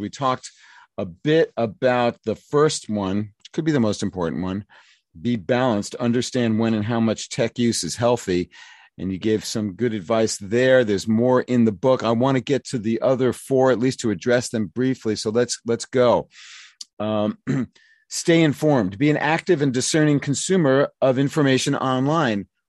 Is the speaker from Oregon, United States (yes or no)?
no; New York City, New York, United States; when I was growing up in the New York City public schools in the nineteen sixties